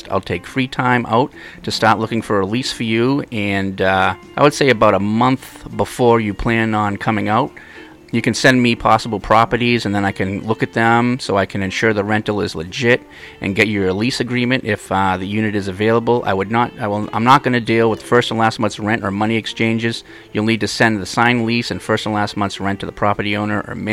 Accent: Boston, Massachusetts, United States; now in Hawaii Kai, Hawaii, United States; I'm from Boston.

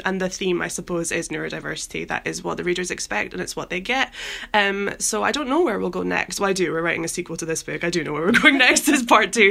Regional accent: Edinburgh, Scotland, United Kingdom; now in London, United Kingdom; Edinburgh, my hometown

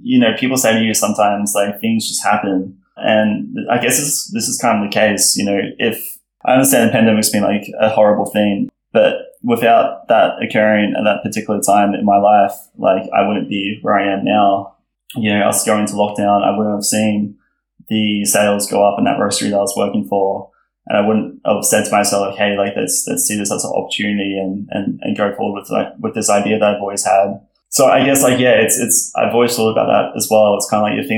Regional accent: Brisbane, Queensland, Australia; moved away as an adult; now in Melbourne, Australia; I moved down here from Brisbane at the start of 2019

